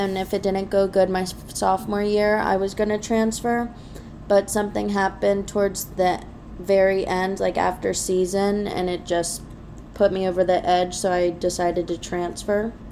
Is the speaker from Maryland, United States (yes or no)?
yes; Centreville, Maryland, United States; moved away; I'm from Centerville, Maryland